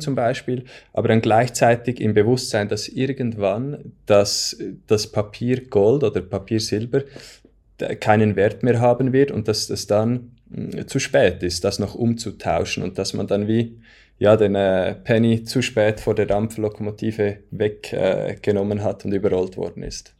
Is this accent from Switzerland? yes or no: yes; Switzerland; bei uns in der Schweiz